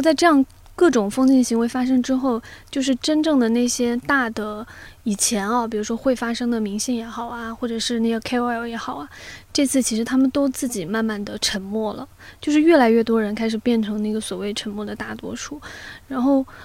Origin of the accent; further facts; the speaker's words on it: southern China, China; 就只有我是南方人，对不对？ 但是我是可以发出来二话音的